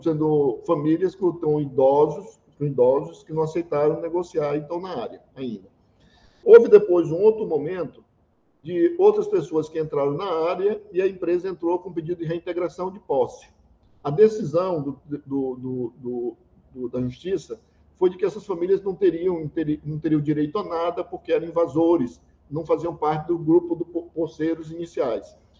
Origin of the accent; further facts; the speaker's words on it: São Luís, Maranhão, Brazil; Eu nasci, eu nasci e fui criado no Anil, um bairro de São Luís